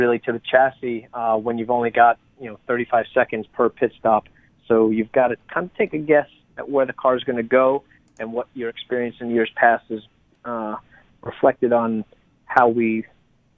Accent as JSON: {"language": "English", "area": "Long Island", "region": "New York", "country": "United States", "tie": "born or raised there", "said": "my home state"}